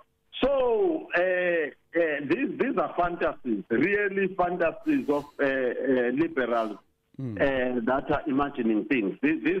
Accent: Johannesburg, Gauteng, South Africa; Johannesburg, where I come from, my hometown

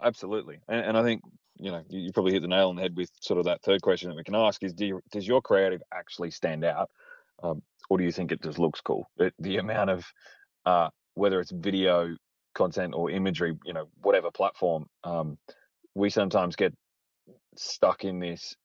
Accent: Australia; born or raised there

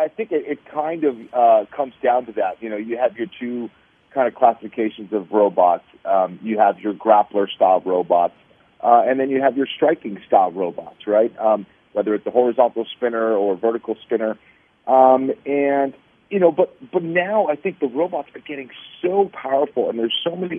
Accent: Boston, Massachusetts, United States; born there; also born or lived in Los Angeles; Actually, I was born in Boston.

